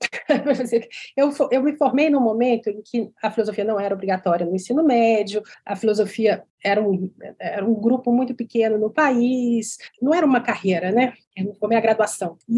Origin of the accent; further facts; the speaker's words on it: Belo Horizonte, Minas Gerais, Brazil; num colégio tradicional de Belo Horizonte, que é onde eu nasci e criei, me criei.